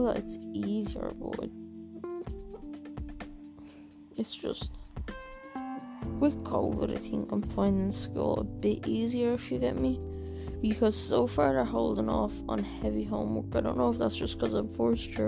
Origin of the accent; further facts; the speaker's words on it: Ireland; I'm from Ireland, I am 13